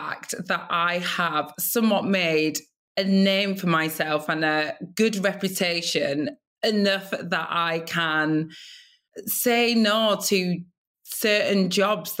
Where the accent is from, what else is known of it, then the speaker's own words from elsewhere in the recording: Blackburn, North West England, United Kingdom; I grew up in Blackburn, Lancashire, the northwest of England, and I grew up there with my Nigerian parents